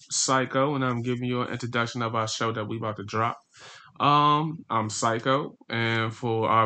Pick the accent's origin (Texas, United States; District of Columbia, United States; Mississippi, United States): District of Columbia, United States; Washington; also born or lived in Baltimore, Maryland / Prince George's County, Maryland; Coming from the Washington D.C. area, was born and raised here, moved in a couple spots around Baltimore, and heavily rooted in PG County.